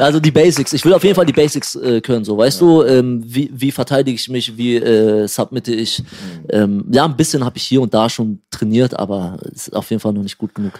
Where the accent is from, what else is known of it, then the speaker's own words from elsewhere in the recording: Pattensen, Lower Saxony, Germany; also born or lived in Syria / Neustadt am Rübenberge; ich bin in Syrien geboren. In Syrien ähm, geboren. Ähm, ich bin aber relativ jung, mit vier, fast fünf Jahren hergekommen